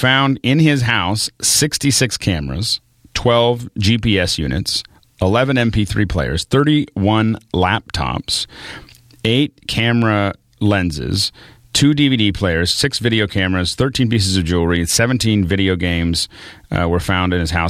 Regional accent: Pittsburgh, Pennsylvania, United States; Hey, you know, I'm from Pittsburgh. I can wear flip-flops into February

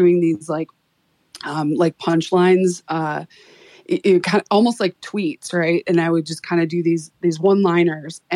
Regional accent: Chicago, Illinois, United States; moved away as an adult; now in Boise, United States; Here in Boise, Idaho, actually in my 20s, growing up in Chicago

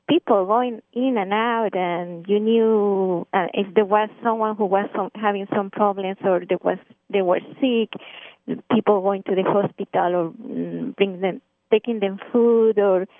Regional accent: Iguala, Guerrero, Mexico; accent: Mexican; English is a second language; moved away as an adult; now in United States; I grew up in Mexico and Mexican. You can pick up the accent now.

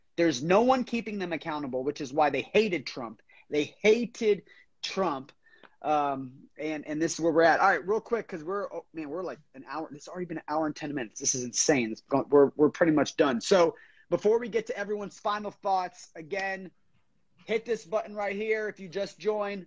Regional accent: Florida, United States; I'm from Florida

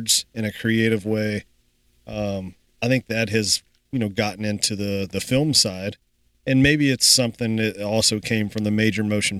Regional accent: Kentucky, United States; now in Iowa, United States; growing up in Kentucky

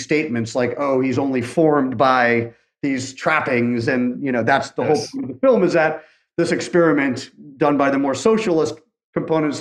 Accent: England, United Kingdom; I'm from England

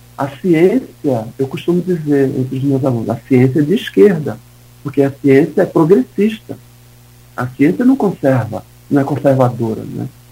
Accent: Northeast Region, Brazil; now in Campos dos Goytacazes, Brazil; Eu venho do Nordeste, né? Fui cresci no, no interior do Nordeste

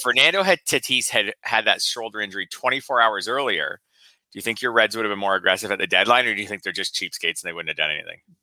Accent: Canada; for me as a Canadian

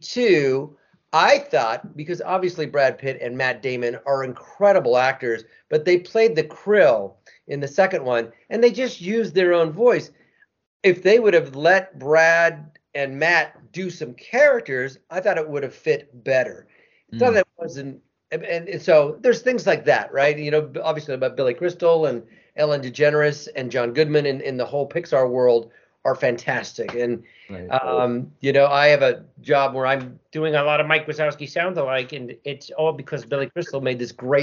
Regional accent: Argentina; I'm being from Argentina, and I got some Italian and Spanish

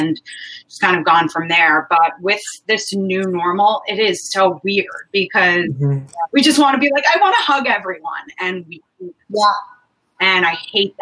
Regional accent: New York City, New York, United States; also born or lived in Manhattan; in Queens, my favorite, my hometown, Howard Beach, far out there in Queens

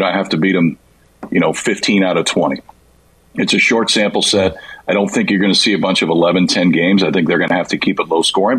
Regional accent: Nebraska, United States; I grew up in Nebraska, and so spring baseball, man, if it wasn't snowing, even if it was snowing, sometimes you were going to play.

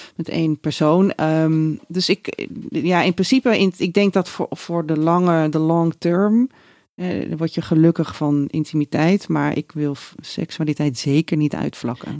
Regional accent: Raalte, Overijssel, Netherlands; moved away as an adult; now in Amsterdam, Netherlands; wegging uit Raalte, waar ik vandaan kom.

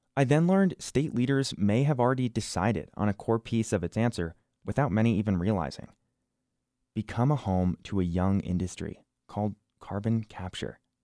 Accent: New Jersey, United States; now in Wyoming, United States; I didn't grow up in Wyoming. I grew up in New Jersey the Garden State, home of The Sopranos

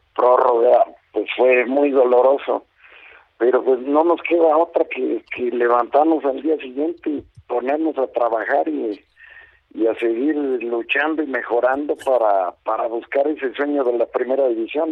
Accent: Mexico; soy un entrenador mexicano muy preparado

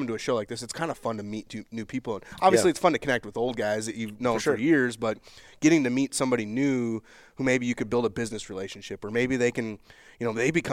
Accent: Minnesota, United States; growing up in Minnesota, doing deer hunting camp every year

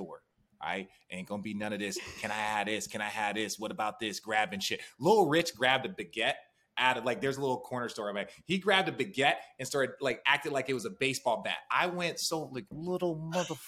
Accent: Phoenix, Arizona, United States; moved away; I'm from Phoenix originally, all my family

